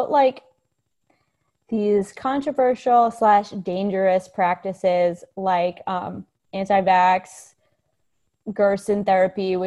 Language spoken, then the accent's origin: English; United States; as an American